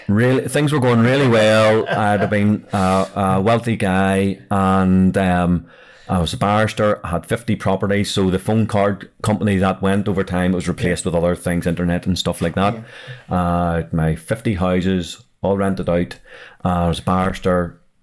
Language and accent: English; Belfast, Northern Ireland, United Kingdom; I'm actually from South Belfast